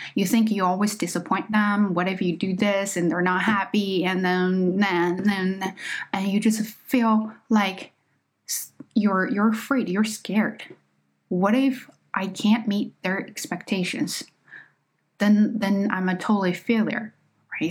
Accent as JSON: {"language": "English", "country": "China", "accent": "Chinese accent", "second_language": "English", "moved": "yes", "said": "I am just not a native speaker. Okay, I am Chinese."}